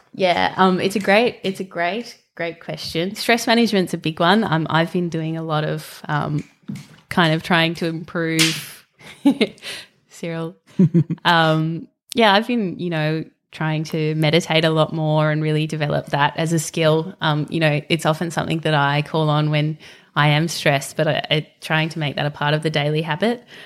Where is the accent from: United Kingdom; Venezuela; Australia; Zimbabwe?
Australia; Western Australia; moved away; I grew up in Western Australia, um, so spent my early life kind of living next to the bush and then moved to the beach.